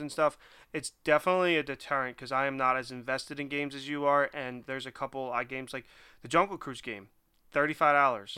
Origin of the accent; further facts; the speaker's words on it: Philadelphia, Pennsylvania, United States; I am born and raised in Philly and just recently moved out of Philly.